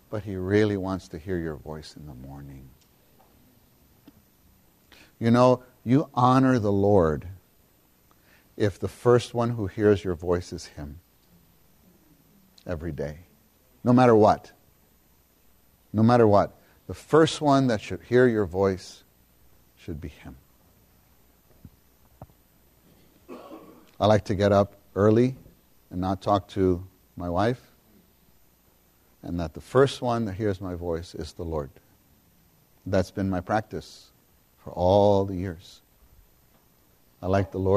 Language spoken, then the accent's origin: English; New York City, New York, United States; I grew up with in New York City